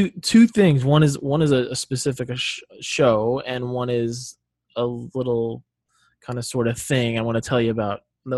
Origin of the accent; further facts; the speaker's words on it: Rhode Island, United States; I grew up in Rhode Island. Huge Celtics, Patriots, Red Sox fans.